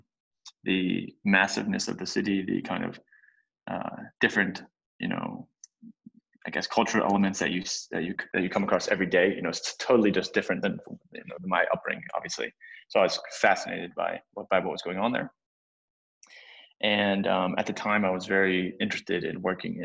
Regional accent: Cincinnati, Ohio, United States; moved away as an adult; also born or lived in St. Louis, Missouri / Madrid, Spain / Germany; now in Hong Kong; I'm an American citizen, grew up in Cincinnati, Ohio.

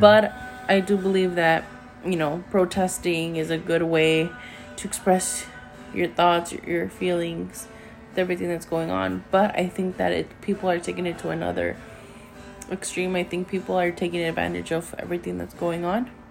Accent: United States; I was born here in America. I am half Mexican. I am half American

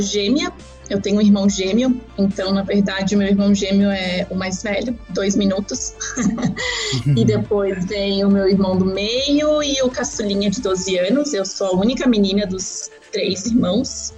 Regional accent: Florianópolis, Santa Catarina, Brazil; moved away as an adult; also born or lived in Buenos Aires, Argentina / Praia do Rosa, Imbituba / Dublin, Ireland; now in Asia; A minha família se mudou para o Brasil quando eu tinha 4 para 5 anos, para Santa Catarina, para Floripa mais especificamente. E lá eu cresci sendo uma legítima manezinha da ilha

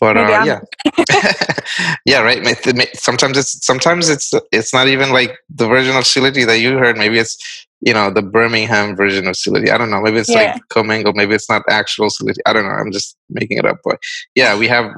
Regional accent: Barisal, Barisal Division, Bangladesh; moved away; I was born in Borishal, so it's like south east

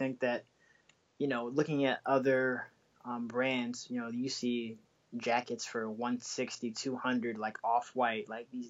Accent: Bay Area, California, United States; now in Washington, DC, United States; I'm originally from the Bay Area

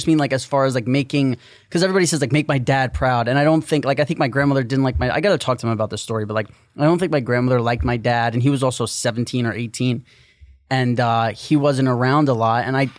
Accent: New York, United States; We're from New York.

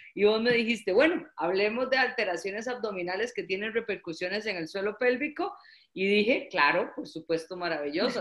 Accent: Costa Rica; como decimos en Costa Rica

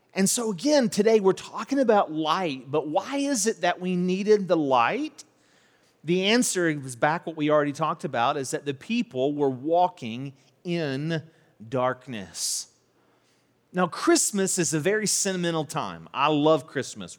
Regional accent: St. Albans, West Virginia, United States; also born or lived in Charleston, West Virginia; I grew up in Saint Albans, was born in Charleston, but grew up in Saint Albans

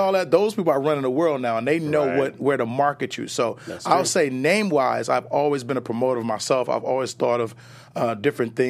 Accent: Chicago, Illinois, United States; now in Los Angeles, United States; I was born in Chicago

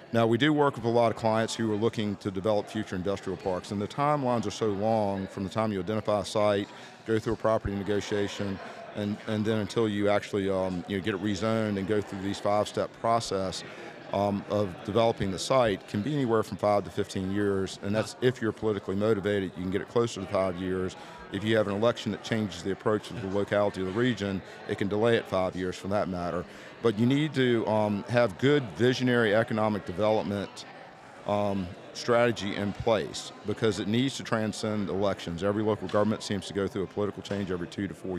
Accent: Rice, Virginia, United States; my hometown

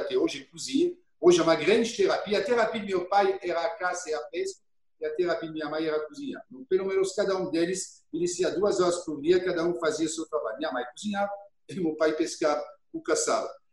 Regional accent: Auxonne, Bourgogne-Franche-Comté, France; Portuguese is a second language; moved away as an adult; also born or lived in Germany; now in Brazil; eu nasci em Oxon, uma cidade que fica a 32 quilômetros

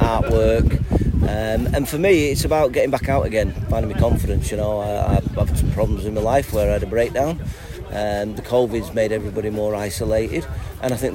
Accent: Morecambe, North West England, United Kingdom; I was born in Morecambe. Oh, I've lived in Morecambe my whole life

